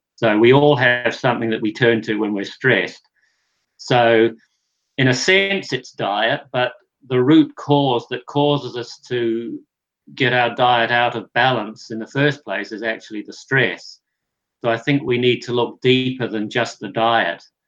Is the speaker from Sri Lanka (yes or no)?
no; New Zealand; I grew up in New Zealand where um, we're a dairy producing country